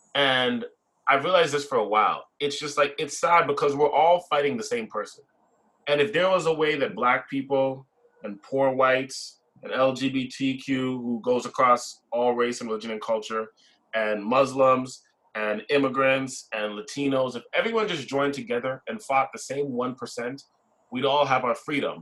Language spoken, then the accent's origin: English; Brampton, Ontario, Canada; I grew up in Brampton my whole life